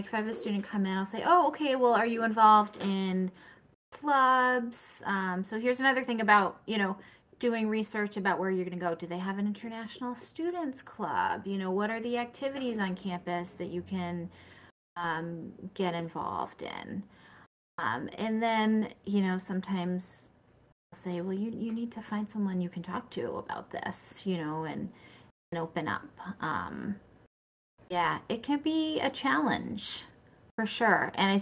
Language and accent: English; New Hampshire, United States; I grew up in New Hampshire, like, you know, in very snowy times.